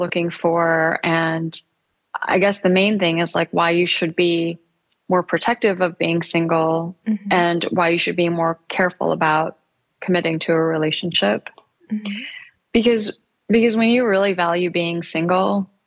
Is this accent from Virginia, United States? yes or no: no; Michigan, United States; now in New York City, United States; I grew up in Michigan